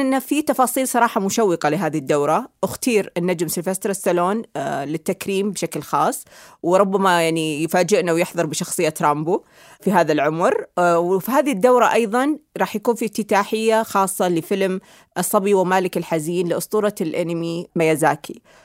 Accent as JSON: {"language": "Arabic", "country": "Saudi Arabia", "said": "لنا كسعوديين"}